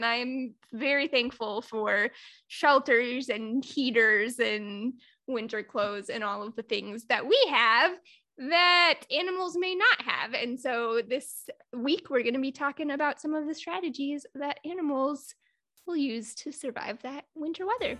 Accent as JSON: {"language": "English", "region": "Indiana", "country": "United States", "tie": "born or raised there", "said": "I grew up in Northern Indiana, not too far off from Lake Michigan."}